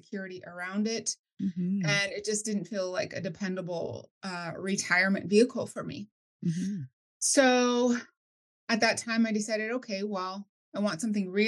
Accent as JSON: {"language": "English", "region": "New Mexico", "country": "United States", "tie": "born or raised there", "moved": "as an adult", "lives_now": "California, United States", "said": "I was originally born and raised in New Mexico"}